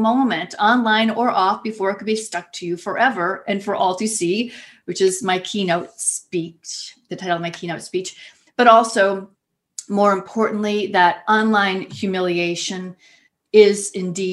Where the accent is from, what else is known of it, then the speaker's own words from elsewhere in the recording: Ohio, United States; back here in my home state of Ohio, in little Youngstown, Ohio